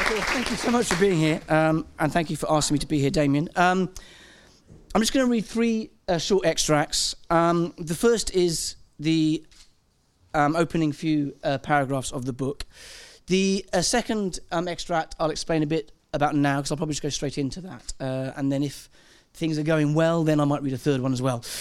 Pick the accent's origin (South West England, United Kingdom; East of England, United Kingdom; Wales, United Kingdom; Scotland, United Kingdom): Wales, United Kingdom; I'm Welsh